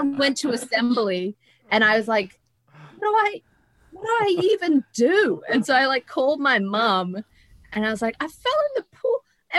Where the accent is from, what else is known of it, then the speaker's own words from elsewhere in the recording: Toowoomba, Queensland, Australia; Queensland. Represent the womb.